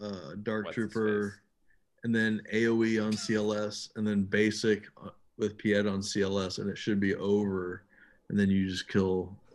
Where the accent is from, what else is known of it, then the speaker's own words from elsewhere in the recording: Elkhart, Indiana, United States; Sean Kemp is from my hometown, Elkhart, Indiana.